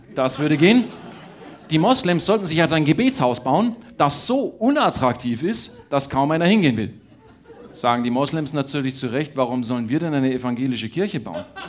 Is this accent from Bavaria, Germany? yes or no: yes; Bavaria, Germany; ich bin ja Bayer